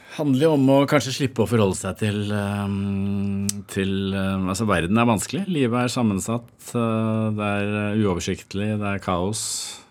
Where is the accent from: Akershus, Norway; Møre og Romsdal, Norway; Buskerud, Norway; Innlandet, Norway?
Akershus, Norway; Bærum; Jeg vokste opp på Eiksmarka